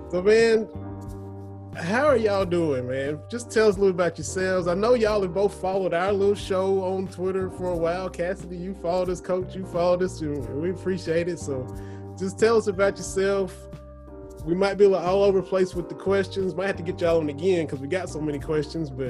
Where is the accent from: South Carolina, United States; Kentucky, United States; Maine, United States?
Kentucky, United States; Lynch; I'm born and raised just a hop and a jump down from y'all. I'm from Harlan County, from over in Lynch. Went to Cumberland High School